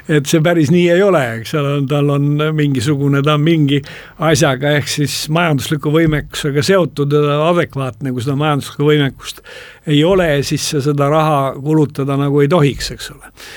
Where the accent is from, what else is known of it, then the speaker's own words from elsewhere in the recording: Estonia; Eesti inimene, põhjamaalane